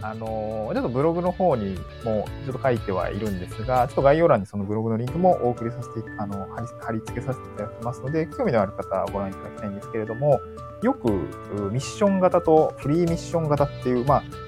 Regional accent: Niigata, Japan; also born or lived in Tokyo; now in Awaji Island, Japan; 新潟市出身ということで

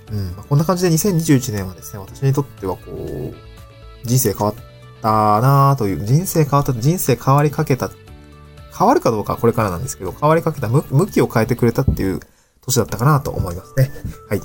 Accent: Niigata, Japan; moved away as an adult; also born or lived in Aomori / Tokyo; now in Awaji Island, Japan; 新潟で生まれて新潟を離れ、えー、青森に行って、青森で4年間学んで

